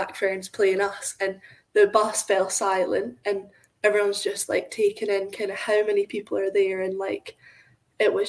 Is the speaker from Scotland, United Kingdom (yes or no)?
yes; Scotland, United Kingdom; we're from Scotland